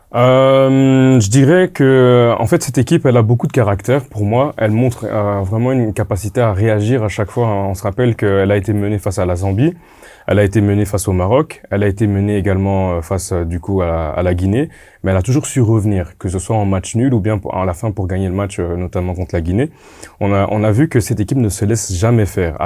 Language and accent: French; DR Congo; Moi en tant que Congolais